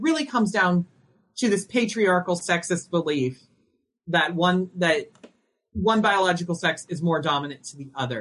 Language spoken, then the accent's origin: English; Indiana, United States; as a trans woman who's born and raised in Indiana